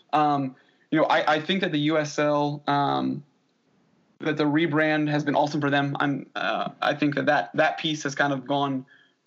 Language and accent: English; Frederick County, Maryland, United States; moved away as an adult; now in Baltimore, United States; I am from Frederick County, Maryland